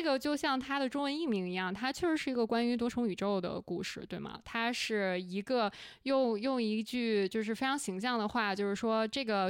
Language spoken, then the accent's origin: Chinese; China; moved away as an adult; now in United States; 我们恰好是在美国生活了一段时间，但是是土生土长的中国人